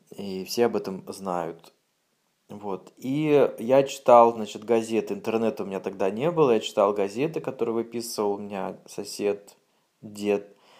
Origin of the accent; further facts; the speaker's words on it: Siberia, Russia; Я в своей деревне, в Сибири